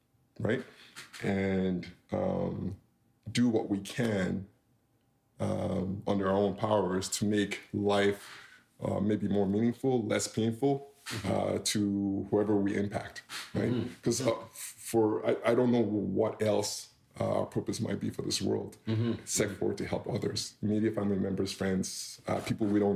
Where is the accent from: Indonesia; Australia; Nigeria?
Nigeria; now in Canada; as a kid growing up in Nigeria